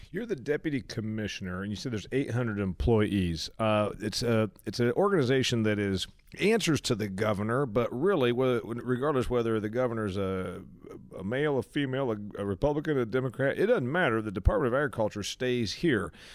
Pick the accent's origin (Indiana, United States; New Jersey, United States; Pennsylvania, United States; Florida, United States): Indiana, United States; Indiana, my home state